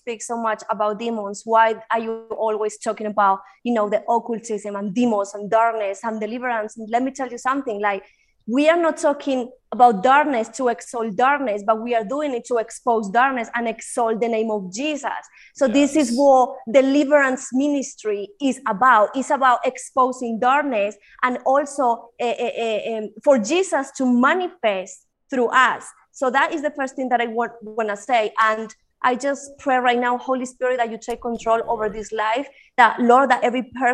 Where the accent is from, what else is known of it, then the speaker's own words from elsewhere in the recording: Spain; English is a second language; moved away as an adult; also born or lived in United Kingdom; now in Colombia; I was born in Colombia. I moved to Spain when I was probably like 5 or 6 years old, and then I was raised in Spain, and I was moved to the UK when my dad died. I was 19.